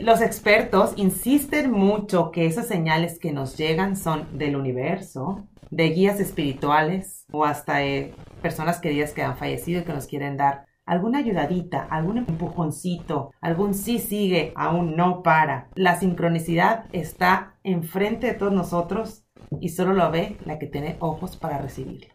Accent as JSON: {"language": "Spanish", "town": "Hermosillo", "region": "Sonora", "country": "Mexico", "tie": "born or raised there", "moved": "yes", "said": "En mi ciudad donde yo nací, donde es el centro del mundo para mí"}